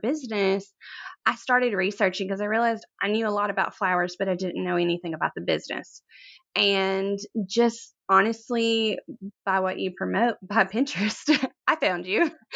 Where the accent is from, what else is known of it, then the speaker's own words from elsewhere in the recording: Corinth, Mississippi, United States; I'm from Corinth, Mississippi. It's a very small town. very little goes on here, but flowers are kinda just part of, like, the farming community here, and I grew up a farmer's daughter